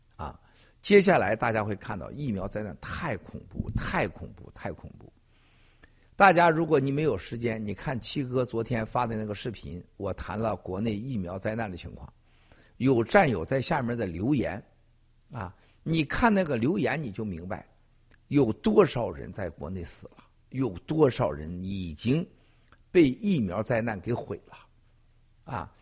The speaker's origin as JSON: {"language": "Chinese", "region": "Shandong", "country": "China", "tie": "born or raised there", "also_born_or_lived": "Henan", "moved": "yes", "said": "我老家的山东，还有我曾经待过的河南"}